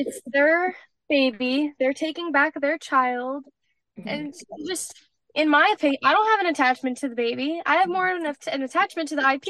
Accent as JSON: {"language": "English", "region": "New Jersey", "country": "United States", "said": "I'm from New Jersey."}